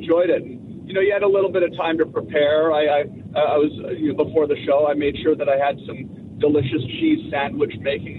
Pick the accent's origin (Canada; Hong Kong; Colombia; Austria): Canada; moved away as an adult; also born or lived in Los Angeles, United States; I grew up in Canada, of course, right? I lived in Canada till I was almost 30 years old.